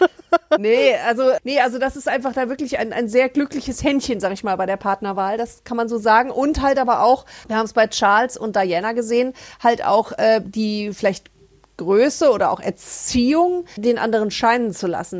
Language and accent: German; Germany; als Deutscher